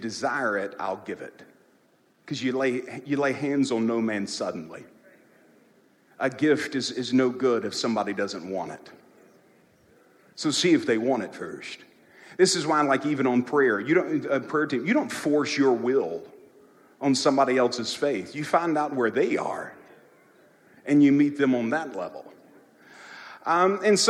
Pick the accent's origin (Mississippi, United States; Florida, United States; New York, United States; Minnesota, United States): Mississippi, United States; I'm a Christian. I'm from Mississippi